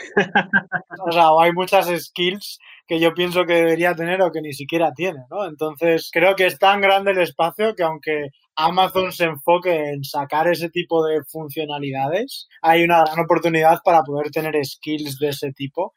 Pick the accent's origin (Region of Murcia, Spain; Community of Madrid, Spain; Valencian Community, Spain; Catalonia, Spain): Community of Madrid, Spain; Madrid; accent: Spanish; moved away as an adult; also born or lived in Chicago; now in San Francisco, United States; soy eh, originario de Madrid, mi familia es de Madrid